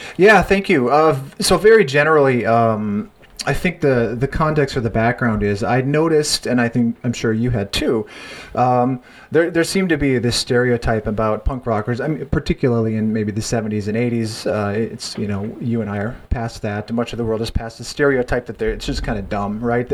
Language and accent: English; North Dakota, United States; growing up in North Dakota, there um, in the you know, 80s and 90s